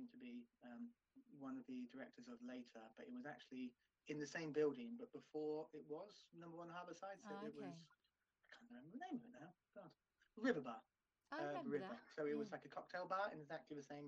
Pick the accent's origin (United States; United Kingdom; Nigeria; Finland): United Kingdom; near Taunton, South West England; which was down in Taunton, which was, you know, really near to my hometown.